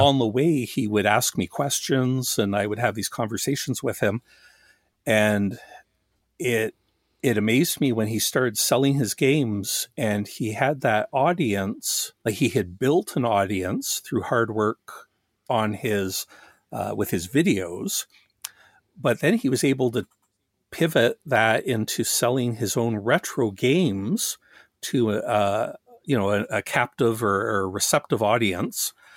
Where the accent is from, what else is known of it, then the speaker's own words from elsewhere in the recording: Canada; also born or lived in Australia; I'm Canadian